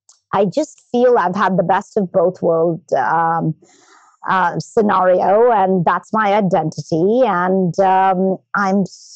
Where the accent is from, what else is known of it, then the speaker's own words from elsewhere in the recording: Chandigarh, India; moved away as an adult; now in United States; I was born in India and I moved to the United States 30 years ago. I was born in a town called Chandigarh. And, you know, growing up in the foothills of the Himalayas in India, I went to a British convent studying English literature from Irish and Nepalese nuns.